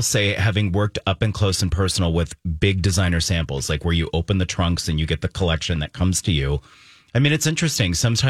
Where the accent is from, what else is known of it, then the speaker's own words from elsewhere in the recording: Germany; moved away; growing up in Germany